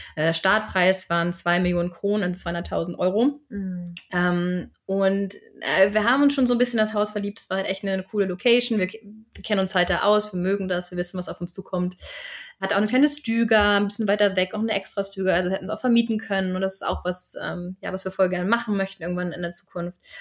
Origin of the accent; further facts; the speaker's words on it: Northern Germany, Germany; moved away as an adult; now in Sweden; ich komme ja aus Norddeutschland.